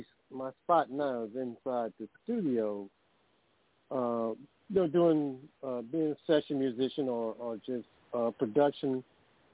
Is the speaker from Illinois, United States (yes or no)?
no; Clinton, Georgia, United States; also born or lived in Macon, Georgia; now in Atlanta, United States; Clinton, Georgia. That's where I'm originally from, down south. And I came up from Macon